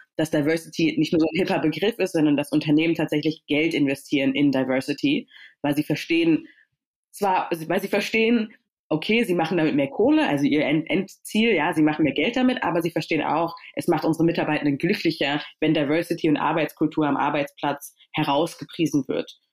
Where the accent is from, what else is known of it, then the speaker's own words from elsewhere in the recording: Berlin, Germany; also born or lived in Stuttgart; ich bin in Stuttgart geboren, aber ich bin in Berlin aufgewachsen